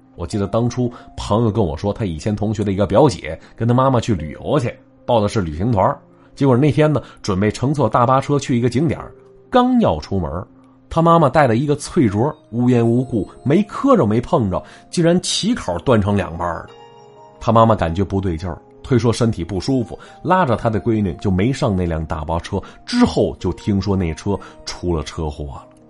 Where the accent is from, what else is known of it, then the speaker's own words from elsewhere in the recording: Northeast China, China; accent: Northeastern; 这叫秧子呀，是咱东北话